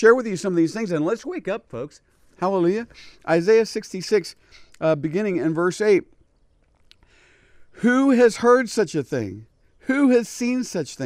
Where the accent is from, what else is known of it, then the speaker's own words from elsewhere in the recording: United States; as a Jewish person, I was born in America, not in Israel